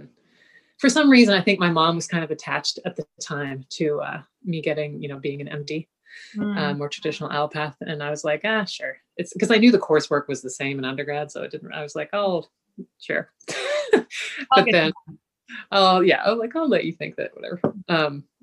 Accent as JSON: {"language": "English", "town": "Kingston", "region": "Ontario", "country": "Canada", "tie": "born or raised there", "said": "I was growing up in Kingston, Ontario"}